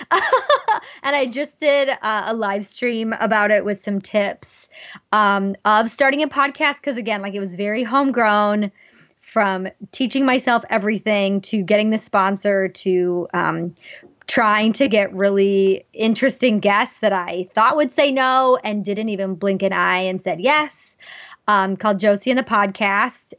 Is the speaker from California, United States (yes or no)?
no; Wyoming, United States; moved away; I grew up in Wyoming